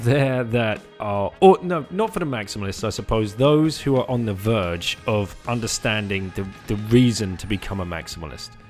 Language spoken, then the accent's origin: English; United Kingdom; moved away; as a British person